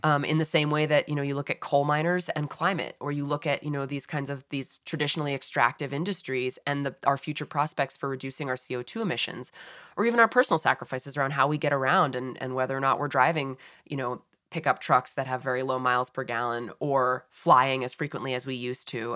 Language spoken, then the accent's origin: English; Massachusetts, United States; moved away; I grew up in Massachusetts